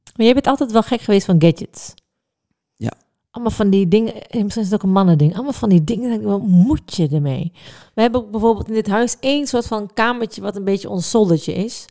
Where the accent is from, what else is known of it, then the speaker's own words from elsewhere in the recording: Netherlands; ik ben echt een Hollander